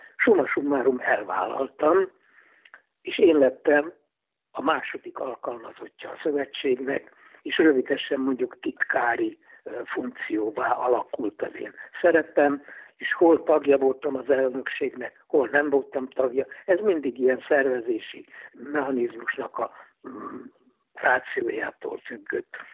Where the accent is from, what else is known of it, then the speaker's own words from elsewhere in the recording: Budapest, Hungary; Rákos palotán születtem, és azóta itt élek palotán.